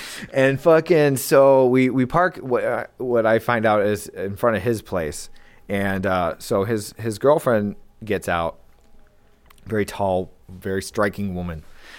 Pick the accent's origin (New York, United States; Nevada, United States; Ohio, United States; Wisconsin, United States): New York, United States; Lewiston; I'm from Lewiston, New York.